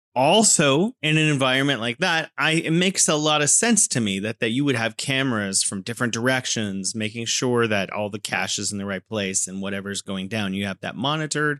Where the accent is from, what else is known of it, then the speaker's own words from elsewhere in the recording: California, United States; now in Wuhan, China; I'm originally from California and now living in beautiful Wuhan, China.